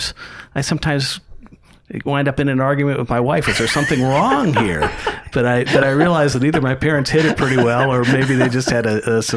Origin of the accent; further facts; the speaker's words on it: Millersburg, Ohio, United States; also born or lived in Elgin, Illinois / Bartlett, Illinois; I grew up in Millersburg, went to West Holmes, had two brothers and a sister.